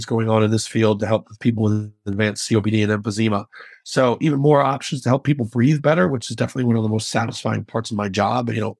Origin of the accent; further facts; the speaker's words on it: Chicago, Illinois, United States; I will definitely be rooting for them because I'm a Chicagoan. I will always be anything that makes my city, you know, have a chance to throw a party, I'm in.